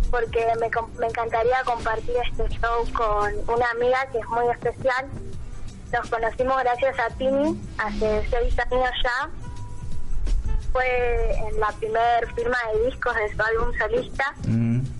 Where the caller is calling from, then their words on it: San Miguel, Buenos Aires Province, Argentina; De Buenos Aires, San Miguel.